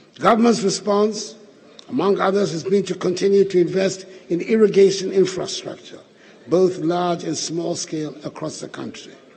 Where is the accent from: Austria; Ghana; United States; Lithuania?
Ghana; identifies each of us as proudly Ghanaian